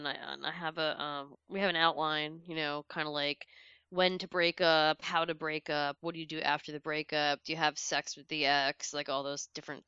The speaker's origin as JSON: {"language": "English", "area": "Westchester County", "region": "New York", "country": "United States", "tie": "born or raised there", "moved": "yes", "lives_now": "Washington, D.C., United States", "said": "I grew up in New York"}